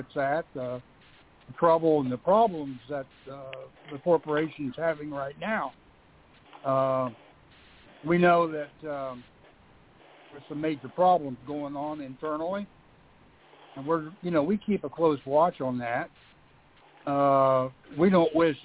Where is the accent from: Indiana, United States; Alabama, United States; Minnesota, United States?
Indiana, United States; I'm from Indiana.